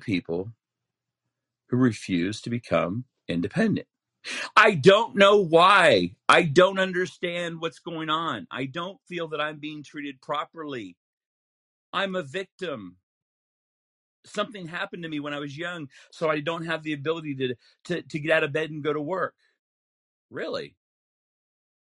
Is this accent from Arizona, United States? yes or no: no; Utah, United States; I'm from Utah